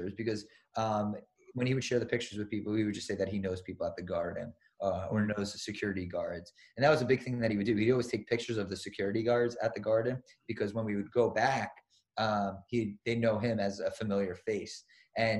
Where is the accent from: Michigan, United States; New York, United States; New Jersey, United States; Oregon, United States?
New York, United States; Long Island; I grew up in Long Island